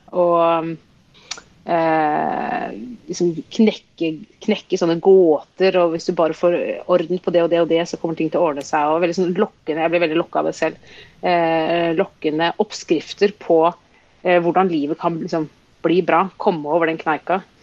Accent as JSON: {"language": "Norwegian", "region": "Oslo", "country": "Norway", "tie": "born or raised there", "said": "jeg vokste opp i Oslo"}